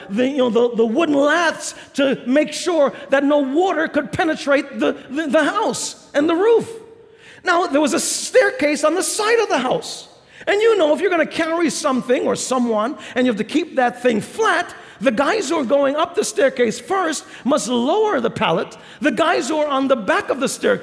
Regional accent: New York City, New York, United States; I grew up in New York City

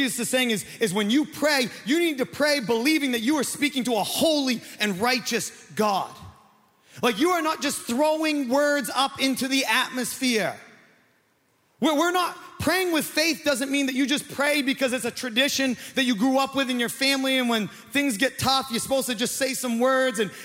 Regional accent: Maine, United States; I'm from Maine

